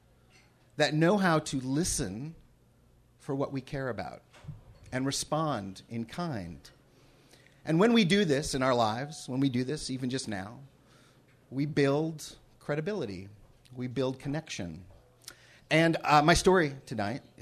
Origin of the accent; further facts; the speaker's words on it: Cleveland Heights, Ohio, United States; when I was growing up in Cleveland Heights, Ohio